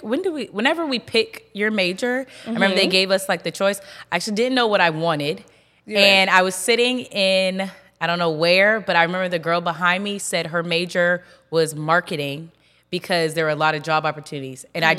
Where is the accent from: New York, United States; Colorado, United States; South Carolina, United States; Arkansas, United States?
South Carolina, United States; Charleston; moved away as an adult; also born or lived in Rock Hill, South Carolina; now in Charlotte, United States; I'm from Charleston, South Carolina. I went to school in Rock Hill with you at Winthrop University.